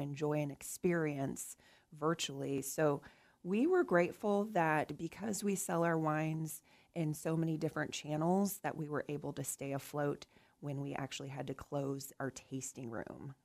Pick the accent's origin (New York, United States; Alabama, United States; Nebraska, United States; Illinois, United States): Nebraska, United States; now in Kansas, United States; Nebraska, so my home state